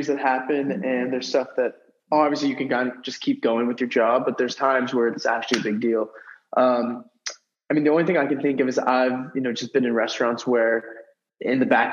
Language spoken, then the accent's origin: English; Westport, Connecticut, United States; I'm from Westport, Connecticut, so about an hour 15 right outside of New York City